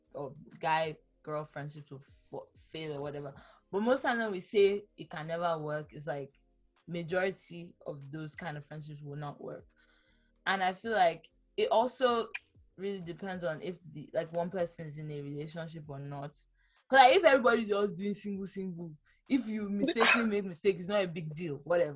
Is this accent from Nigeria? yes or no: yes; Ibadan, Oyo, Nigeria; moved away; I actually have people I grew up with in Ibadan